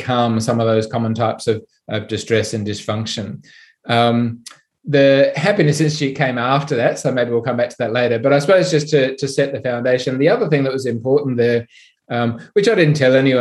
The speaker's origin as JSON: {"language": "English", "town": "Sydney", "region": "New South Wales", "country": "Australia", "said": "I'm from Sydney"}